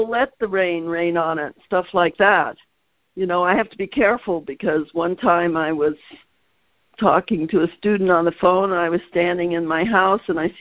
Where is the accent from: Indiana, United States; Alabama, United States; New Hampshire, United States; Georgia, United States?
Indiana, United States; also born or lived in Nebraska; we moved to Indiana when I was like 7